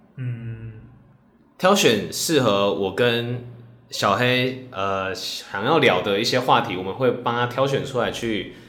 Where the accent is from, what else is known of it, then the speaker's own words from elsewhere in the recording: Tainan, Taiwan; moved away as an adult; now in Taipei, Taiwan; 因为我是台南人， 然后我上北上来工作